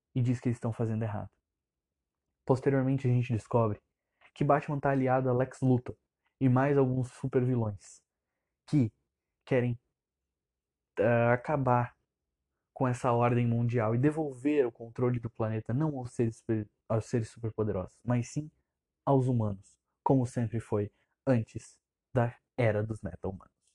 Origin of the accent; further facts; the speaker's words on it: Santa Catarina, Brazil; eu tenho 17 anos, eu sou de Santa Catarina